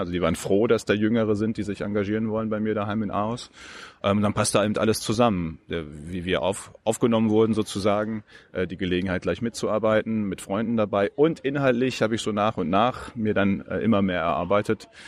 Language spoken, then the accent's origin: German; Westmünsterland, North Rhine-Westphalia, Germany; moved away as an adult; also born or lived in Münster; now in Berlin, Germany; ich bin Westmünsterländer, direkt von der niederländischen Grenze